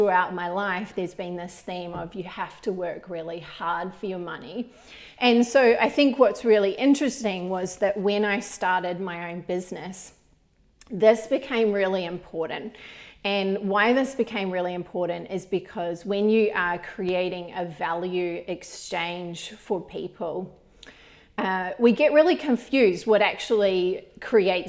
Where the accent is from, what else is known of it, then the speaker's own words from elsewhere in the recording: New Zealand; when I was growing up in New Zealand